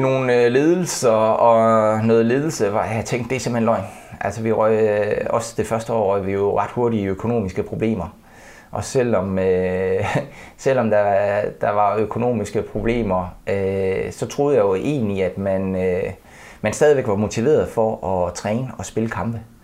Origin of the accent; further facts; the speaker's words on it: Denmark; som dansker